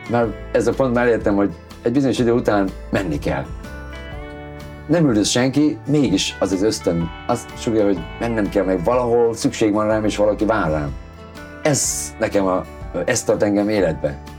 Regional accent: Hungary; born there; moved away; Mert turista vagyok, pedig itt születtem

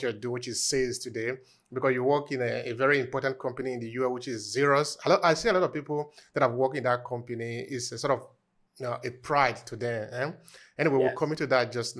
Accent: Uromi, Edo, Nigeria; I'm from Edo State, I'm from Uromi

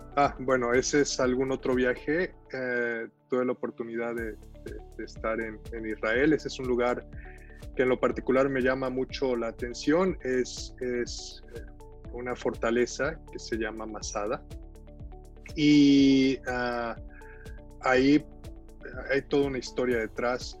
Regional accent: Salamanca, Guanajuato, Mexico; moved away as an adult; also born or lived in Veracruz, Mexico; now in Montreal, Canada; Yo viví mucho tiempo en Salamanca, nací en Veracruz, pero me fui, mi papá trabajó en Pemex toda la vida, en Salamanca, era médico, y, y, pues bueno, ahí estuvimos con él

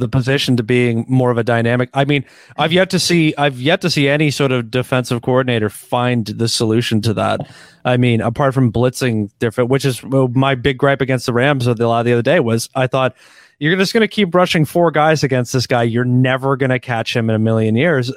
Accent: Canada; as a Canadian

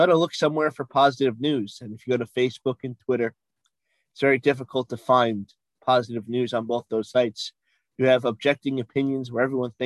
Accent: East Rockaway, New York, United States; also born or lived in Valley Stream, New York; raised in East Rockaway

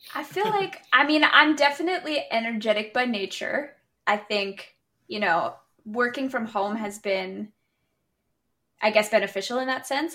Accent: Canada; I'm from Canada

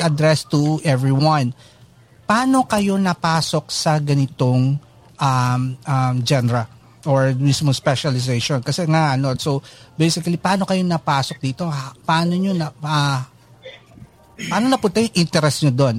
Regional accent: Central Luzon, Philippines; tiga Bulacan ako.

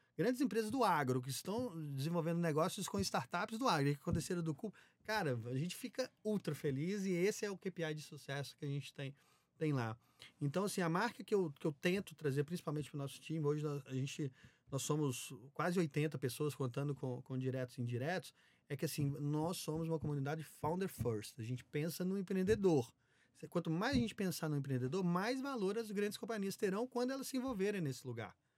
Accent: Minas Gerais, Brazil; moved away; also born or lived in Belo Horizonte / São Paulo; Sou mineiro, né? Então, ah, comecei em BH

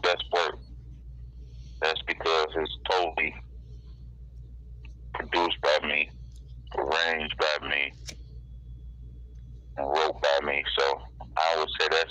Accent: Detroit, Michigan, United States; From the 313, man, Detroit, Linwood. No specific area, but I was raised on Linwood

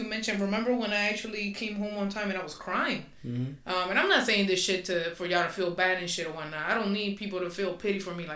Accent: Puerto Rico; English is a second language; moved away; also born or lived in Florida; I'm Spanish. I'm from, soy de Puerto Rico, so it is what it is. So my accent is going to come out sometimes.

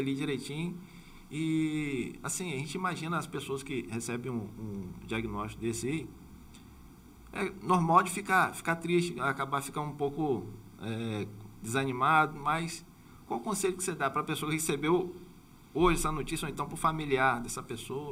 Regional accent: Campos dos Goytacazes, Rio de Janeiro, Brazil; eu sou de Campos

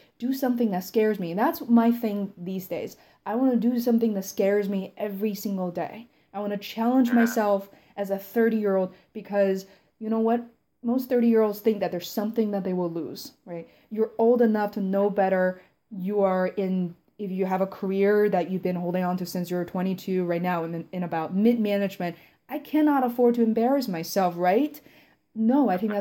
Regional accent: Beijing, China; I grew up in Beijing, I grew up in Chinese culture

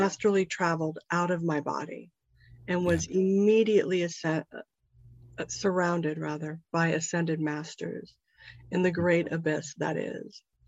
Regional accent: Topanga, California, United States; topanga is my hometown

